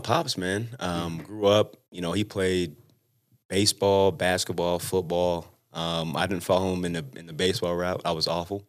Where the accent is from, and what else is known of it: West Valley City, Utah, United States; born or raised there; also born or lived in San Bernardino, California